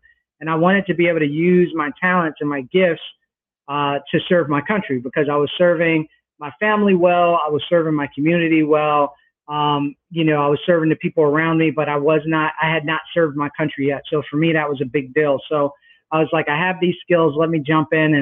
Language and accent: English; New Brunswick, New Jersey, United States; also born or lived in Newark, New Jersey; I was born in Newark, New Jersey, grew up in New Brunswick, where Rutgers University is